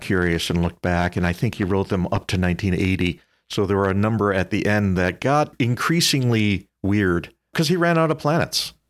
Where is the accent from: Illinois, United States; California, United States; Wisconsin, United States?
Wisconsin, United States; Whitewater; I grew up in Whitewater in the mid-seventies